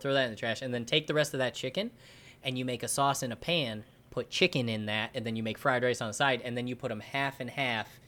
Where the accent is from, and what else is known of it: New York, United States; moved away